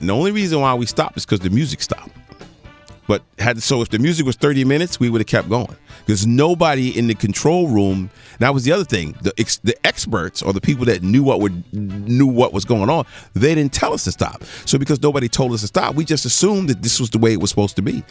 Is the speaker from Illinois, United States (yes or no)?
no; Teaneck, New Jersey, United States; also born or lived in New York; I was born in New York. Uh uh, uh, uh, medical center in New York, and I grew up in the Teaneck, Hackensack, Englewood area.